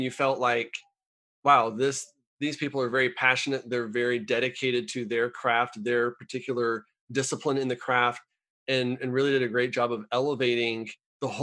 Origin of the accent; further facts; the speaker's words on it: United States; as an American